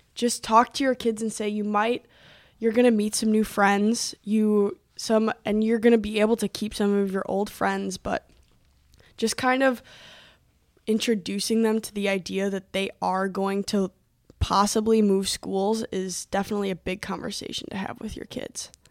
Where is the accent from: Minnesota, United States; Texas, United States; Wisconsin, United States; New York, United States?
Wisconsin, United States; Milwaukee; moved away as an adult; also born or lived in Illinois; now in Duluth, United States; I was born in Illinois, but we moved to the Metro Milwaukee area when I, when I was about six months old. And I lived in the house, in that house for probably, mm, fifteen, sixteen years